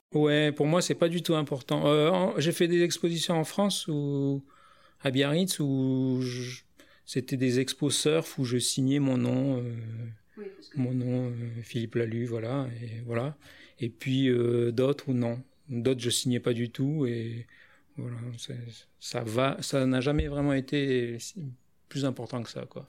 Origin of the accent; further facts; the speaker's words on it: New Caledonia; j'ai grandi en Nouvelle-Calédonie